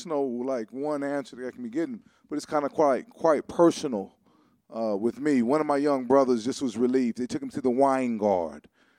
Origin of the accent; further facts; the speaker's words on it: Los Angeles, California, United States; I was raised in Crenshaw. That's where I hang out at.